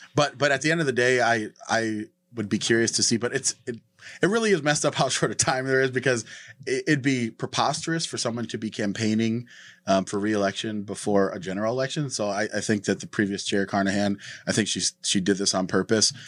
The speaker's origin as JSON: {"language": "English", "region": "North Dakota", "country": "United States", "moved": "yes", "said": "I'm from North Dakota"}